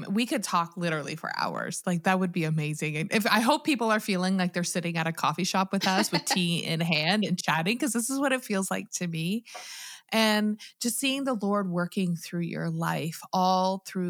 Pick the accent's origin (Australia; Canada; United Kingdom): Canada; I'm Canadian